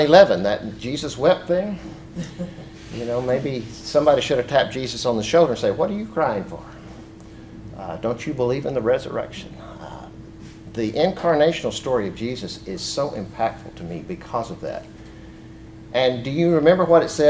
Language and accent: English; West Texas, United States; I'm from German and Irish and Scotch heritage. And in so many ways, in West Texas, I was told the same thing.